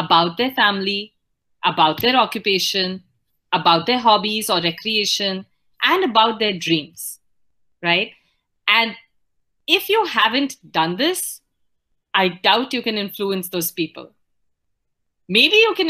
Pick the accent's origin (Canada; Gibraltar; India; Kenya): India; Pune, Maharashtra; also born or lived in northern India; I grew up in Pune in Maharashtra, but I am otherwise from the northern part of the country.